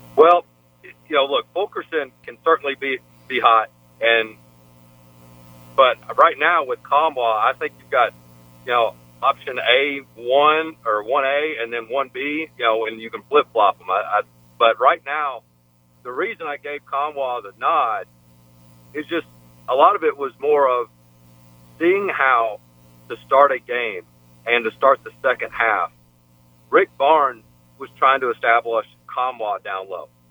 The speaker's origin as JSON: {"language": "English", "town": "Memphis", "region": "Tennessee", "country": "United States", "tie": "born or raised there", "said": "growing up in Memphis"}